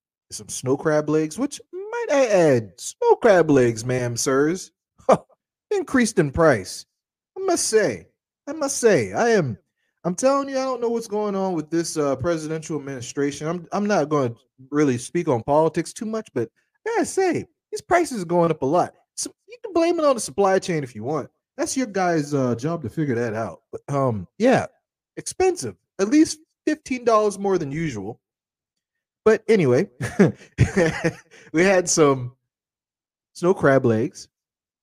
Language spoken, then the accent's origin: English; Charleston, South Carolina, United States; growing up in Charleston